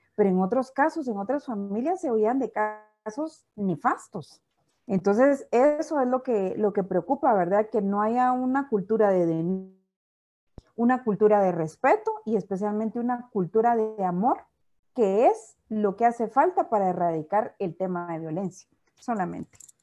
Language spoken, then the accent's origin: Spanish; Guatemala; nosotros como guatemaltecos somos resilientes